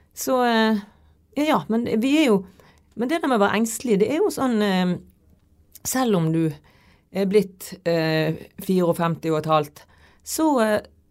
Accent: Bergen, Vestland, Norway; er jeg liksom fra Fyllingsdalen

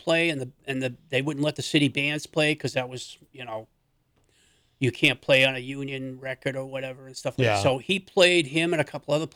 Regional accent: Manchester, New Hampshire, United States; from New Hampshire. Manchester

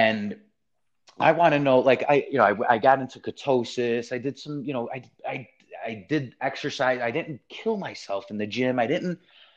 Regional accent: Chicago, Illinois, United States; I grew up in Chicago

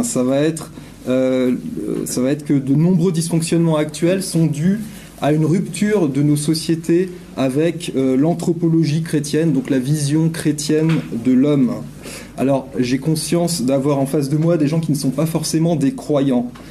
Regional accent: France; je suis un Français qui vient parler en Suisse

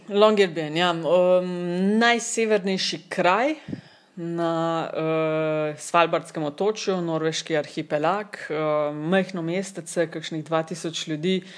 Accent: Kočevje, Slovenia; prihajam iz Kočevja, ki je one of the coldest regions in Slovenija

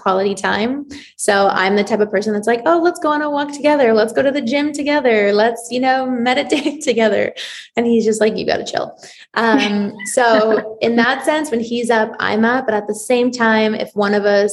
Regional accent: Toronto, Ontario, Canada; also born or lived in Israel; I was born in Israel. So I moved to Toronto when I was 8

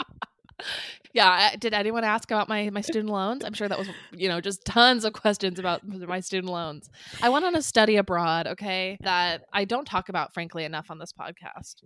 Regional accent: San Clemente, California, United States; We were born and raised in Orange County, California, mostly in San Clemente

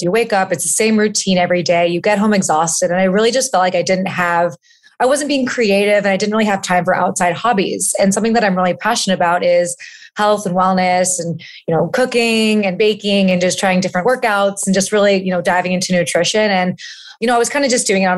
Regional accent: Florida, United States; also born or lived in New York City / San Francisco; now in California, United States; I'm originally from Florida

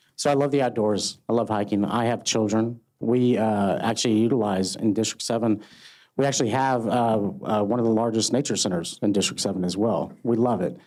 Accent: Texas, United States; I was born and raised right here in Texas

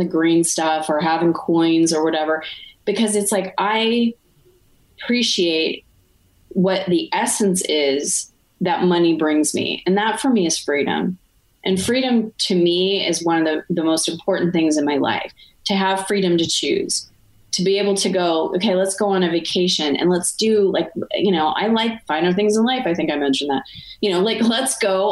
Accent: Arizona, United States; now in Montreal, Canada; I'm from Arizona

